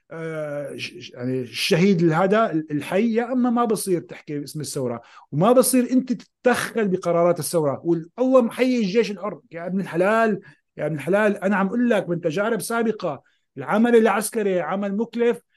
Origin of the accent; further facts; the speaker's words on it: Syria; moved away; انا طلعت من سوريا خيو بدي احكي لك بكل صراحه